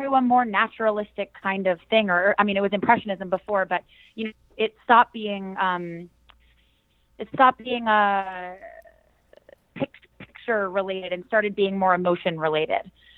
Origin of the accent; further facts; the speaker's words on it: San Diego, California, United States; moved away as an adult; also born or lived in Los Angeles; now in New York City, United States; I was born in San Diego, California